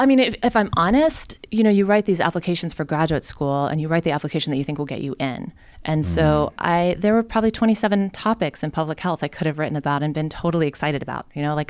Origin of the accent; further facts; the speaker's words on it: Oklahoma, United States; moved away; also born or lived in Chicago; I am from Oklahoma.